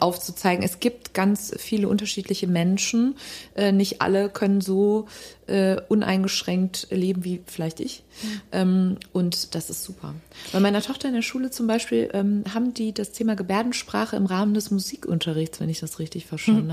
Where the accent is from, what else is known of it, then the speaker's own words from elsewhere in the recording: Cologne, North Rhine-Westphalia, Germany; als Kölsche Eltern